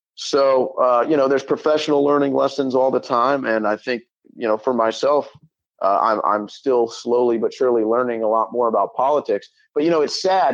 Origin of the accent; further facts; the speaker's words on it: St. Louis, Missouri, United States; I grew up in St. Louis, Missouri.